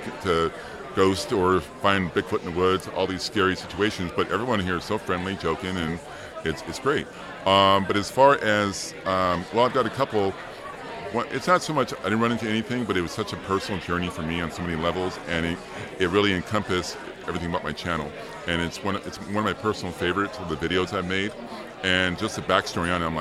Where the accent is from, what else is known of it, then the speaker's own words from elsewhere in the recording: Oklahoma, United States; also born or lived in Arizona; now in Los Angeles, United States; where I grew up in Oklahoma.